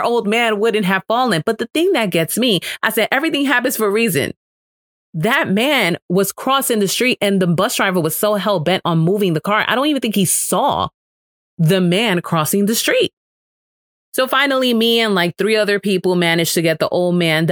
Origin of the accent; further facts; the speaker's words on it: New York City, New York, United States; I am from New York. I am from the Bronx. I was raised in the hood